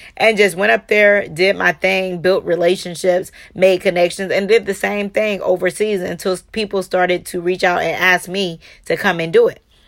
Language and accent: English; Charleston, United States; growing up in Charleston